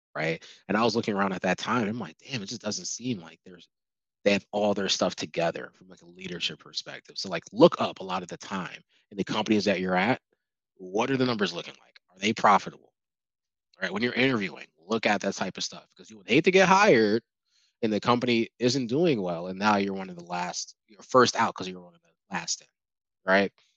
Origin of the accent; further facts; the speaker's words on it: Albany, New York, United States; moved away as an adult; also born or lived in Buffalo; now in Charlotte, United States; I'm from Albany